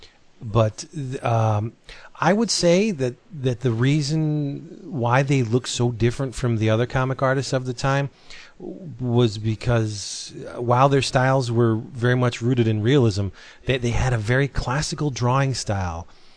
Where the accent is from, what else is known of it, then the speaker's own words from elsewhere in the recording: Philippines; Yeah, I'm a Filipino myself